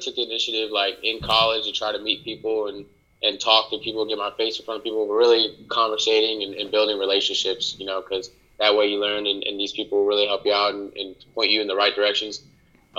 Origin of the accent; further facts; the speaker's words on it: Harrisburg, North Carolina, United States; also born or lived in Brooklyn, New York / Raleigh, North Carolina / Puerto Rico (family); I'm back in my hometown right now. I'm in Harrisburg, North Carolina.